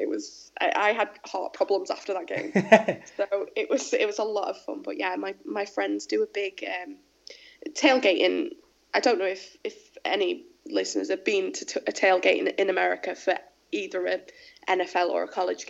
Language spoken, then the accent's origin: English; England, United Kingdom; accent: English